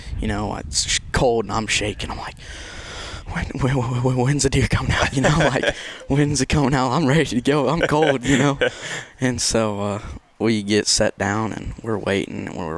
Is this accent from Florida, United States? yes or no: no; Unionville, Missouri, United States; I'm from Unionville, Missouri